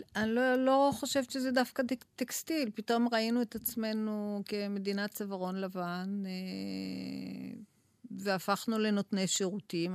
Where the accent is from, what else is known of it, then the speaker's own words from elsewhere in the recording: Tel Aviv, Tel Aviv District, Israel; אני המגוחכת מתל אביב